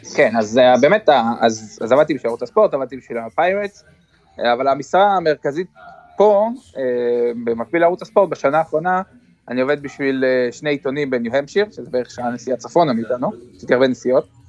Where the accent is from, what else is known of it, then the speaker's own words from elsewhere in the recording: Kfar Saba, Central District, Israel; moved away as an adult; now in Boston, United States; אנחנו באים מישראל